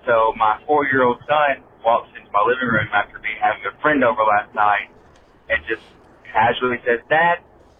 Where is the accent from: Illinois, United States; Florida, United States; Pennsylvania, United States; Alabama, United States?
Alabama, United States; I'm from Alabama, and I'm a single dad